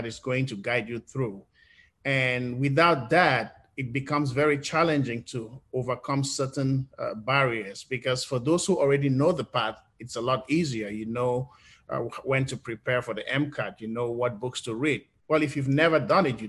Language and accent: English; Cameroon; moved away as an adult; now in United States; being an English-speaking person growing up in Cameroon